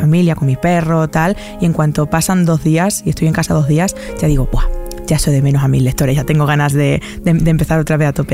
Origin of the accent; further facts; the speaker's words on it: Almendralejo, Extremadura, Spain; soy muy fan de mi tierra y la llevo por bandera siempre